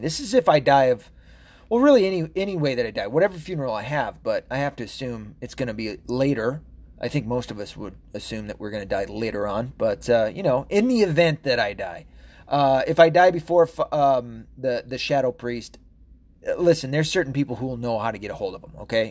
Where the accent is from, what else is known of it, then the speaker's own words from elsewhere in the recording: Tennessee, United States; also born or lived in Arkansas; I was raised a lot in Tennessee